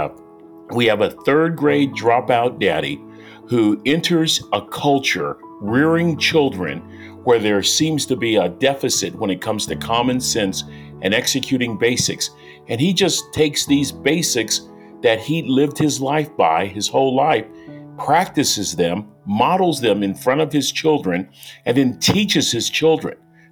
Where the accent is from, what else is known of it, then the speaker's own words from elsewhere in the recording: San Francisco, California, United States; I was born in San Francisco in the 1950s